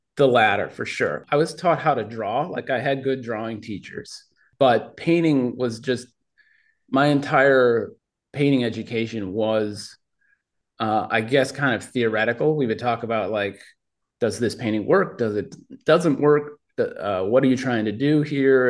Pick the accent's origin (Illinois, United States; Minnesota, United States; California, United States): Minnesota, United States; Minneapolis; born or raised there